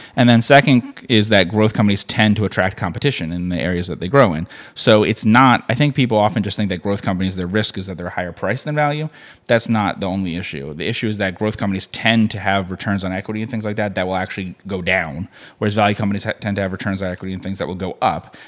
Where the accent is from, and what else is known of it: United States